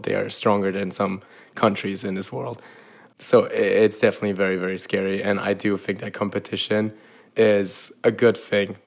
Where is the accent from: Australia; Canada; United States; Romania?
Romania; moved away; also born or lived in Austria; I am originally from Romania